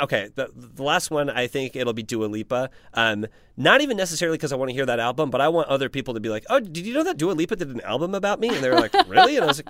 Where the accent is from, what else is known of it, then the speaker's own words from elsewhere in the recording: Midwest, United States; I am from the Midwest.